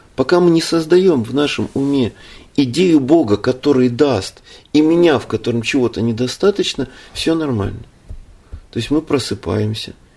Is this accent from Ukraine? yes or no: yes; Ukraine; now in Russia; я родился на Украине, живу в России с 92 года